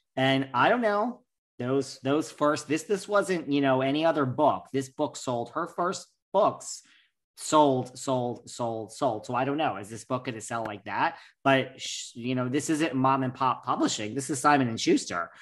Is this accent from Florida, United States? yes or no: no; New York, United States; I'm such a New Yorker